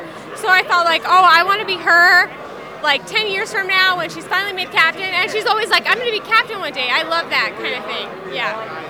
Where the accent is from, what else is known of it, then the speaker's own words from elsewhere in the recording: El Paso, Texas, United States; I'm from El Paso, Texas.